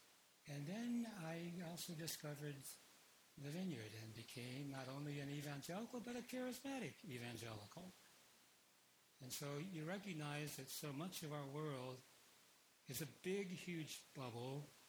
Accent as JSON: {"language": "English", "country": "Philippines", "tie": "born there", "said": "I was born in the Philippines, and so I was born a Catholic."}